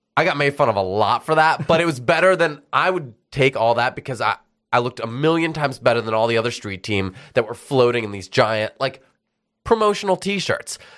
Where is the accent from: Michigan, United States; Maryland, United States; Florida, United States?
Michigan, United States; Detroit; moved away as an adult; also born or lived in Dubai / Abu Dhabi / Memphis; now in Philadelphia, United States; I grew up in Detroit